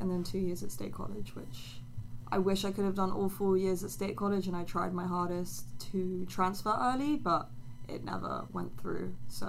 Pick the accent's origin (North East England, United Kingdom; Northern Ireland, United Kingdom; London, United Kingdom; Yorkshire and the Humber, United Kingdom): London, United Kingdom; moved away as an adult; now in United States; I am the international student. I am from the UK, specifically West London.